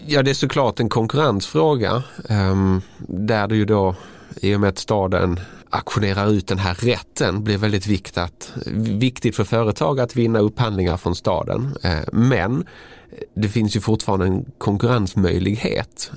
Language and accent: Swedish; Malmö, Skåne, Sweden; min hemstad Malmö